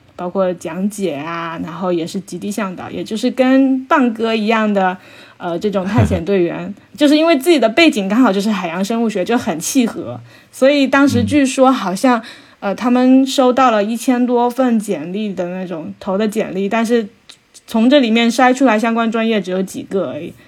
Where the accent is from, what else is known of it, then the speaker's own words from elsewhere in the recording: Xiamen, Fujian, China; 小时候不是出生在，哎，出生在鼓浪屿嘛，然后生活在这个海边